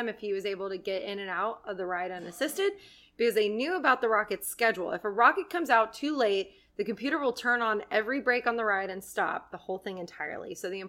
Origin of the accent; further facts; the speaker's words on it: Jackson Hole, Wyoming, United States; So there is a place where I grew up in Jackson Hole. It's called Adventure Landing.